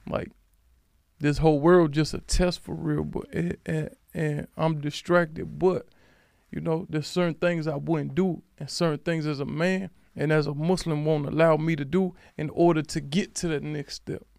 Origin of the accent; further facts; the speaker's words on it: Alexandria, Virginia, United States; I'm from Alexandria, Virginia